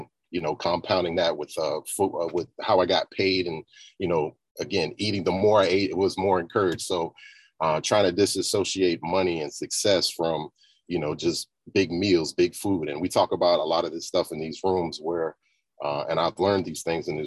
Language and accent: English; the South, United States; I grew up in the South as well.